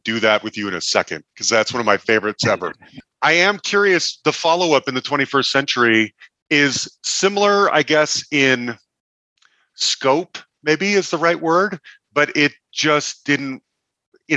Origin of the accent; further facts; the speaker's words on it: Salt Lake City, Utah, United States; I grew up in Salt Lake City, Utah